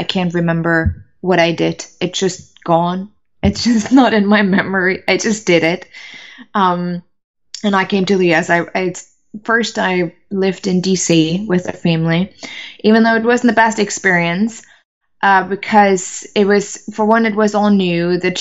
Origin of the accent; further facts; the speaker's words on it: Germany; English is a second language; moved away as an adult; also born or lived in United States; I'm originally from Germany, so English wasn't my favorite language at all.